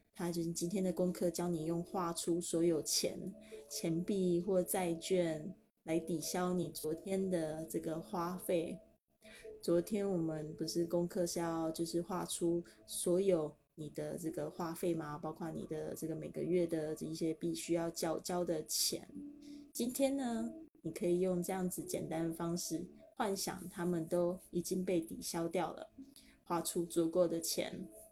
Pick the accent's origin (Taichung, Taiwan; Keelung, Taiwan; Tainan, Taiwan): Keelung, Taiwan; also born or lived in Spain; 搬到基隆的小渔村，我一直都还蛮怀念那个渔村的生活